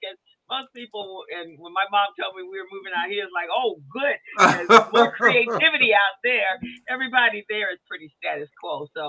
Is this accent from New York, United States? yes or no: yes; Buffalo, New York, United States; now in California, United States; I'm from Buffalo, New York, so I've been to Toronto and I've been to Montreal